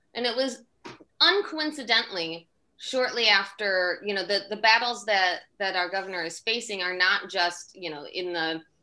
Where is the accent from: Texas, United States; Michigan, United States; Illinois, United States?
Michigan, United States; moved away as an adult; also born or lived in New York City; I'm born and raised in Michigan and went to college in Michigan